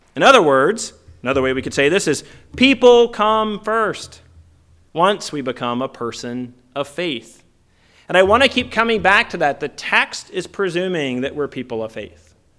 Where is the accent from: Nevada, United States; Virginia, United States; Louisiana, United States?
Virginia, United States; moved away as an adult; also born or lived in Dallas / Minnesota / Canada / Southern California; now in California, United States; when I grew up in Virginia in the seventies and particularly in the eighties